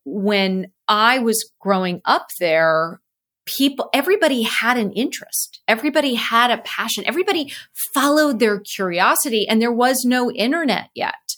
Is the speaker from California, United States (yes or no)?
yes; Cupertino, California, United States; So I grew up in Cupertino